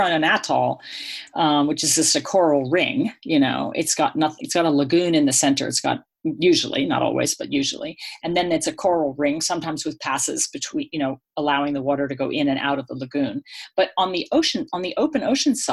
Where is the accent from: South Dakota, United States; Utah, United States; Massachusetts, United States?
Massachusetts, United States; Boston; moved away as an adult; also born or lived in Australia; I'm from Boston, and I went to the Pacific when I was in my 20s